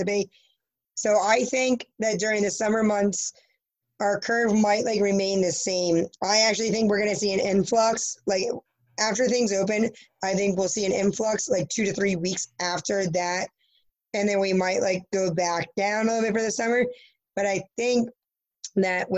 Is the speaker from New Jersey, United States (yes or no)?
yes; New Jersey, United States; I'm from New Jersey.